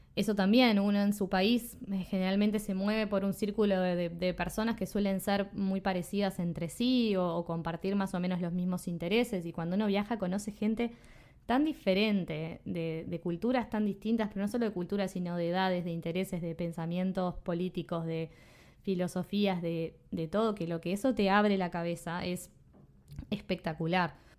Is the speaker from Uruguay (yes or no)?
yes; Uruguay; also born or lived in Spain / Australia; soy de Uruguay